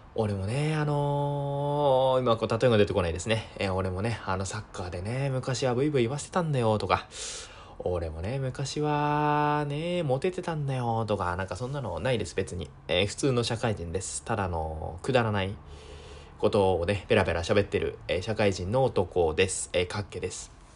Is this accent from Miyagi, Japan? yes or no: yes; Sendai, Miyagi, Japan; えー、出身は宮城県です。えー、生まれも宮城県、えー、育ちも宮城県、えー、今も宮城県、えー、ずっと宮城県です。